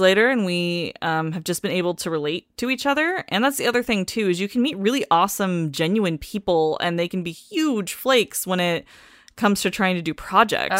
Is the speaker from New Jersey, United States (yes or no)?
no; Washington, United States; moved away as an adult; also born or lived in Portland, Oregon; now in Los Angeles, United States; I'm from Washington State